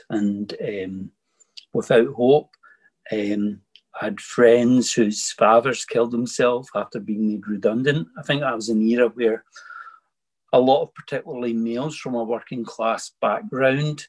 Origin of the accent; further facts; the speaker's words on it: Bellshill, Scotland, United Kingdom; I was born in the town of Bells Hill in 1964.